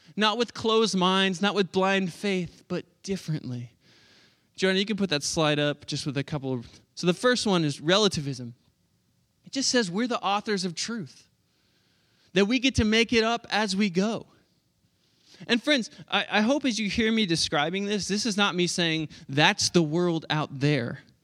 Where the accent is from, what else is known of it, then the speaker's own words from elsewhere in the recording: Oklahoma, United States; moved away as an adult; also born or lived in Pennsylvania; I'm from Oklahoma